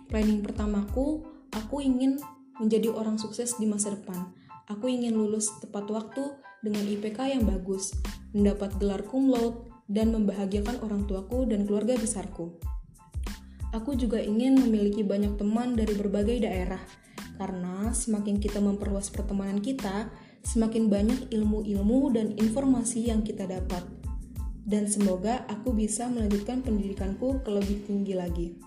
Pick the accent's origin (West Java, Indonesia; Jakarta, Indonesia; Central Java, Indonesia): Jakarta, Indonesia; now in Lampung Selatan, Indonesia; umurku 18 tahun, lahir tanggal 24 Oktober 2002 asalku dari Jakarta.